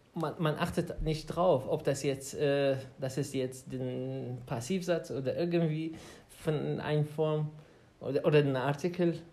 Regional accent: Baghdad, Baghdad Governorate, Iraq; German is a second language; moved away as an adult; now in Germany; ich komme aus äh, Irak, aus Bagdad. Und äh, ja, ich bin ungefähr seit sechs Jahren in Deutschland

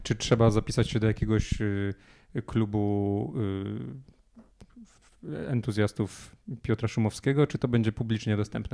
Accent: Poland; mówimy tym samym językiem, urodziliśmy się w tym samym kraju

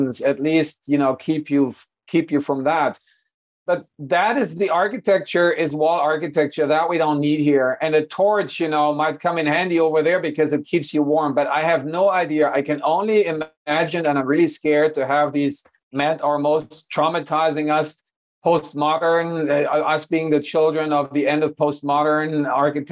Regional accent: Hanover, Lower Saxony, Germany; moved away; my hometown of Hanover

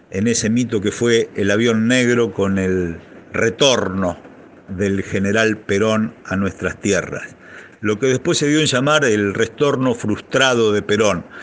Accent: Villa Galicia, Buenos Aires Province, Argentina; born there; Nací en Villa Galicia, el 9 de noviembre de 1964. Claro, el barrio los había encontrado novios, a mi viejo y a mi vieja.

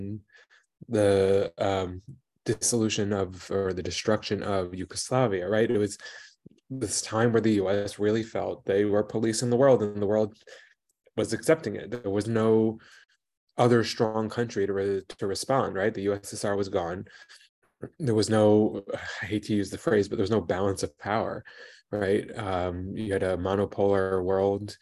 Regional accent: New York area, United States; moved away as an adult; now in Vietnam; I'm from New York area originally

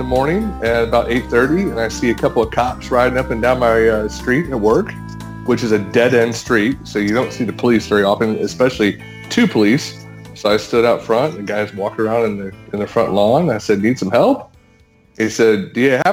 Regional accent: Ohio, United States; I grew up in Ohio.

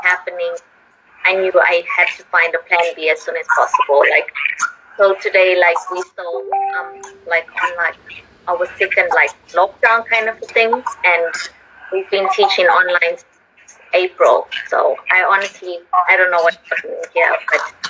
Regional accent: Zimbabwe; moved away as an adult; now in Thailand; I am living in Thailand. I'm originally from Zimbabwe

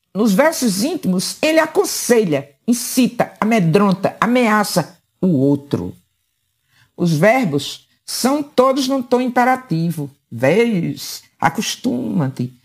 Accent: Paraíba, Brazil; Apenas como paraibana

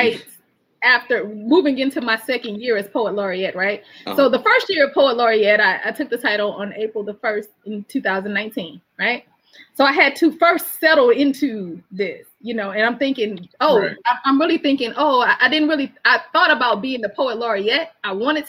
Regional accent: Mobile, Alabama, United States; also born or lived in Virginia Beach, Virginia / Norfolk, Virginia; now in Alexandria, United States; I'm from Mobile, Alabama

